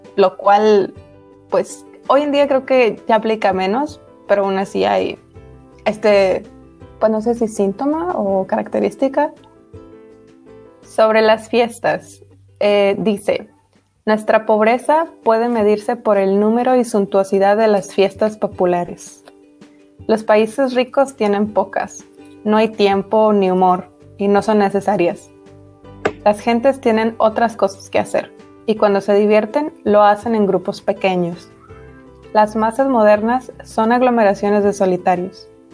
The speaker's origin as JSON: {"language": "Spanish", "country": "Mexico", "said": "soy mexicana"}